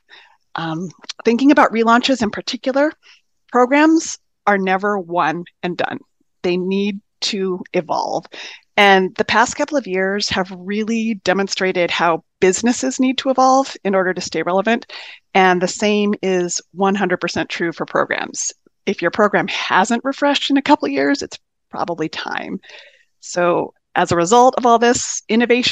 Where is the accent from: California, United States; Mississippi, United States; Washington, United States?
California, United States; Southern; moved away as an adult; also born or lived in upstate New York; now in Midwest, United States; I grew up in Southern California